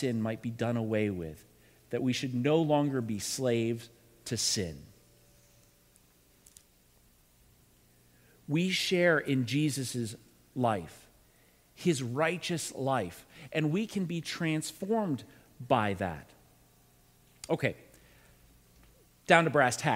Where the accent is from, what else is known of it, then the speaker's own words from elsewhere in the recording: Pittsburgh, Pennsylvania, United States; moved away; also born or lived in New England; I was born in the Pittsburgh area, but I spent a good majority of time in New England